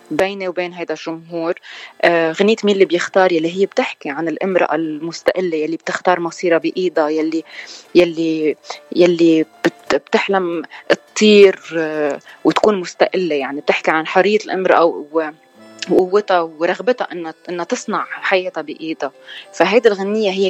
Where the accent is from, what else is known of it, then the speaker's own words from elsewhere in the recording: Lebanon; اكيد كوني لبنانيه بس ارجع غني بلبنان ايم آه، هوم يعني